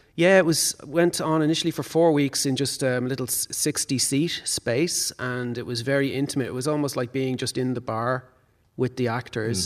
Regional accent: Dublin, Leinster, Ireland; I grew up in Raheny, so my upbringing was in the suburbs

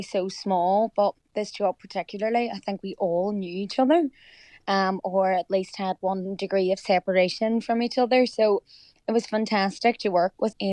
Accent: Derry, Northern Ireland, United Kingdom; also born or lived in County Donegal, Ireland; now in Liverpool, United Kingdom; Of course I'm a Derry girl

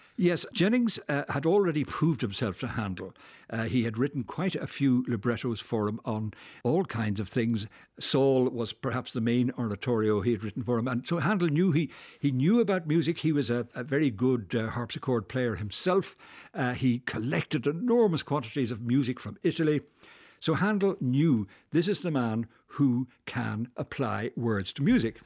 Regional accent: Dublin, Leinster, Ireland; now in Belfast, United Kingdom; I'm a Belfast, uh, inhabitant, but I'm from Dublin.

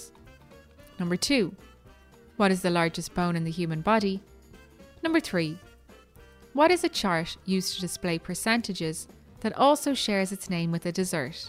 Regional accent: Ireland

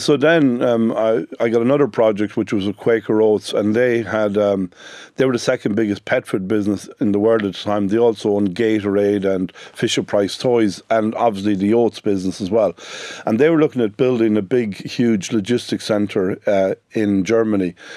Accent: Sligo, Connacht, Ireland; I'm from Sligo, the youngest of, uh, ten children

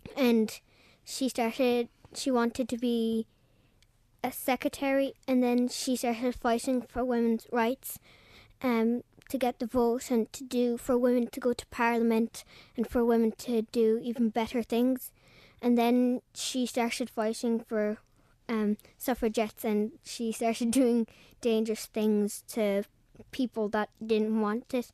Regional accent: Mallow, Munster, Ireland; I'm from Drumahan in Mallow in Cork.

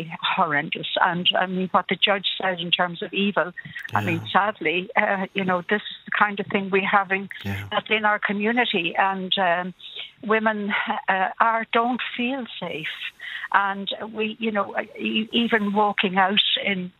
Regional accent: County Laois, Midlands, Ireland; moved away; I'm a Midland girl myself. I come from County Leash originally

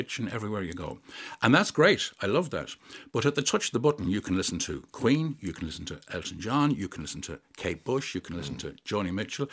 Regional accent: Headford, County Galway, Ireland; also born or lived in Castlebar, County Mayo; I'm from Headford. I've lived in Headford now for the last 20 years

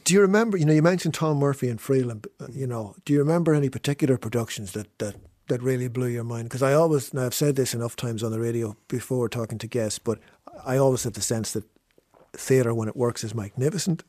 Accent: Fermanagh, Northern Ireland, United Kingdom; growing up in Fermanagh

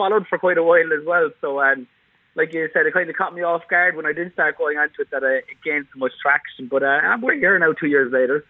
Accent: Bandon, Munster, Ireland; also born or lived in London; So I'm from Bandon down here in West Cork.

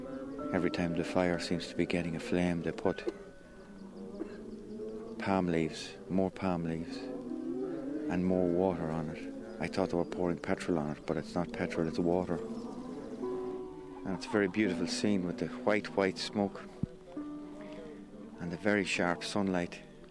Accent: Belturbet, Ulster, Ireland; It's a beautiful Saturday morning in my hometown in Belturbet, and I currently live in a small estate

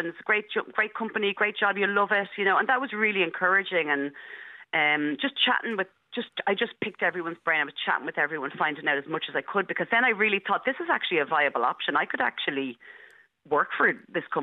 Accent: Dublin, Leinster, Ireland; I grew up in Marino, and I still live here now

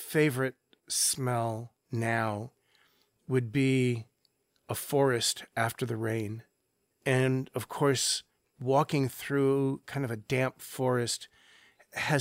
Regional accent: Santa Monica, California, United States; I grew up just near Santa Monica, California

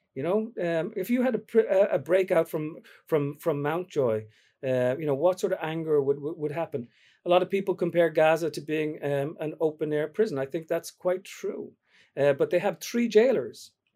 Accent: Dublin, Leinster, Ireland; now in New York, United States; my mum's from Derry, my dad's from Dublin, I grew up in Dublin

